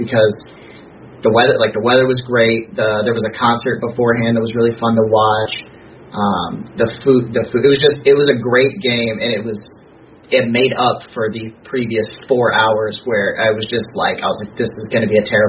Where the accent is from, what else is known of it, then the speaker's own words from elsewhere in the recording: Indiana, United States; I'm from Indiana